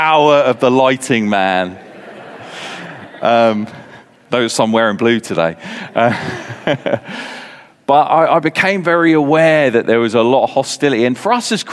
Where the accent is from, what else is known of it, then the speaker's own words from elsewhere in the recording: Portsmouth, South East England, United Kingdom; growing up in Portsmouth, going to Fratton Park as a young lad